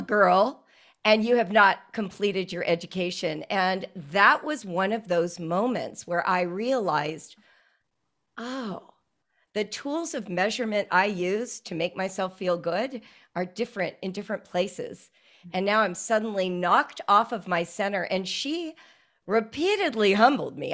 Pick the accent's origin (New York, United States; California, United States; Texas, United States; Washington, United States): California, United States; Calabasas; also born or lived in Central Africa / North Africa; I grew up in Southern California in a place that everyone knows now, Calabasas Park